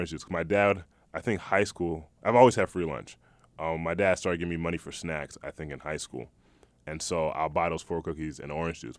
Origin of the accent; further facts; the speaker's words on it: East Hartford, Connecticut, United States; when I moved from Hartford to East Hartford